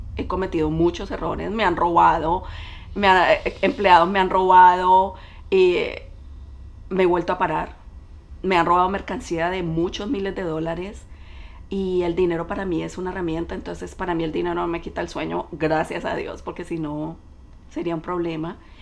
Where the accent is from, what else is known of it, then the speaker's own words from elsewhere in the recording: Cali, Valle del Cauca, Colombia; moved away as an adult; now in United States; soy colombiana de Cali. Emigré a este país en el 97, recién me había graduado de la universidad